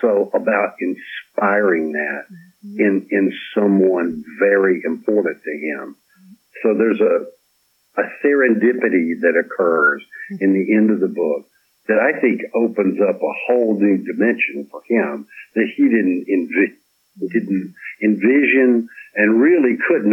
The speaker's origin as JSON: {"language": "English", "town": "Petal", "region": "Mississippi", "country": "United States", "tie": "born or raised there", "also_born_or_lived": "Dominican Republic", "moved": "yes", "said": "I was raised in Petal, Mississippi"}